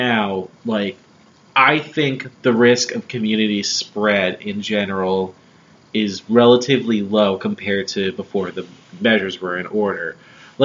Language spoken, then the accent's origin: English; New Jersey, United States; now in Philadelphia, United States; I'm from New Jersey